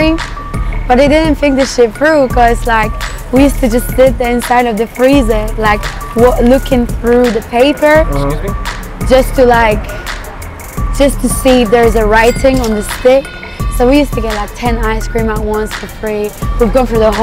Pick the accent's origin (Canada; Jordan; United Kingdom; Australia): United Kingdom; England; also born or lived in Poland; I grew up in England